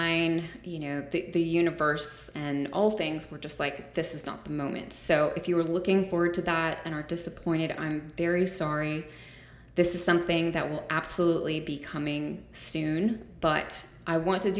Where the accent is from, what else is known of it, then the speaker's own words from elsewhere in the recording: United States; I'm an American